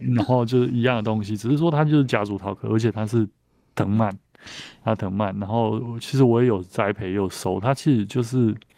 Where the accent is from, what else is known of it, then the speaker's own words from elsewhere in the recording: Taiwan; 我们台湾人都看得到哦。